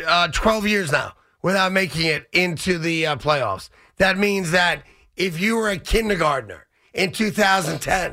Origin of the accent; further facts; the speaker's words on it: New York, United States; being a New Yorker